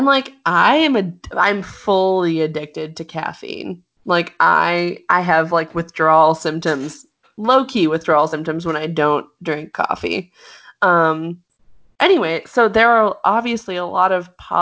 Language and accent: English; California, United States; I'm from California.